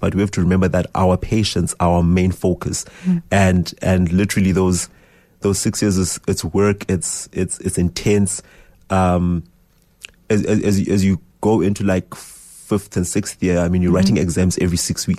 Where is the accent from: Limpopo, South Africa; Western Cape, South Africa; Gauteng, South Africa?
Gauteng, South Africa; Johannesburg; because we're from Johannesburg, she was like, you'll go starve there.